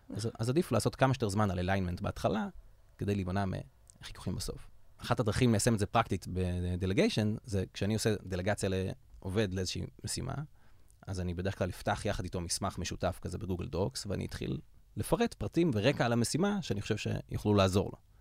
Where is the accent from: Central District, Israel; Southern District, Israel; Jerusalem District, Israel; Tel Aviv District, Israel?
Central District, Israel; Yavne; גדלתי ביבנה, עיר האורות, בירת הראפ.